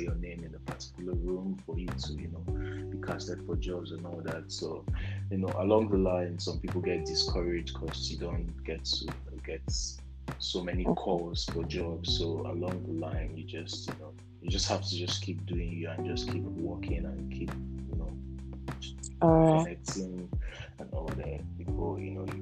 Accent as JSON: {"language": "English", "region": "Abia", "country": "Nigeria", "said": "I'm Igbo. I'm from Abia State, Nigeria"}